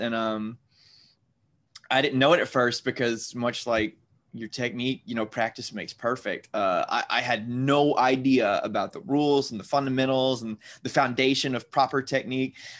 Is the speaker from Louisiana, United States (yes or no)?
yes; Louisiana, United States; I'm in Louisiana right now.